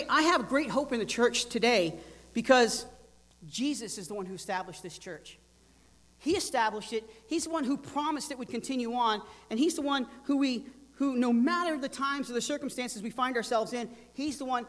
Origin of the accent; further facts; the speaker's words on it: the South, United States; moved away; I'm from the South